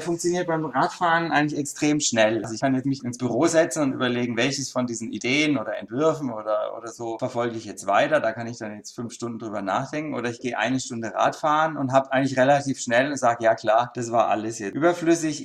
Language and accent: German; Denzlingen, Baden-Württemberg, Germany; also born or lived in Freiburg; geboren im ersten Lebensjahr in Freiburg und dann bin ich aufs Dorf in Denzlingen gezogen. Das ist so ein paar Kilometer neben Freiburg. Da habe ich ein Kinderdachzimmer gehabt